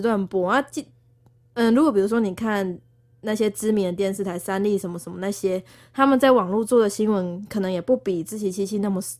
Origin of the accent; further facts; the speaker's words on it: Tainan, Taiwan; moved away; also born or lived in Taipei; 我小时候很会讲台语，我台南人